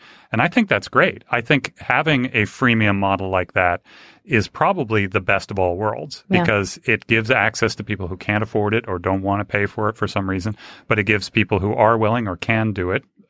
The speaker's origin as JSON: {"language": "English", "town": "Los Angeles", "region": "California", "country": "United States", "tie": "born or raised there", "said": "Now, I grew up in LA in Hollywood. My parents were both in the industry."}